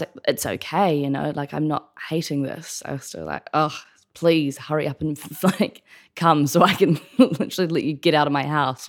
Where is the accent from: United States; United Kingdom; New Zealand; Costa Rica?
New Zealand; Dunedin, Otago; now in Auckland, New Zealand; I grew up in Dunedin, actually. So, yes, a southern gal.